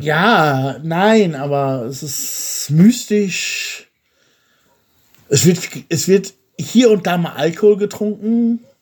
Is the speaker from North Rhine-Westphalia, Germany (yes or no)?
yes; Soest, North Rhine-Westphalia, Germany; now in Bulgaria; ich komme ja aus der Stadt Soest in Deutschland